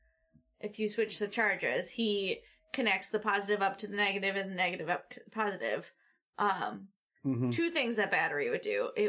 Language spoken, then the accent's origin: English; United States; because I'm American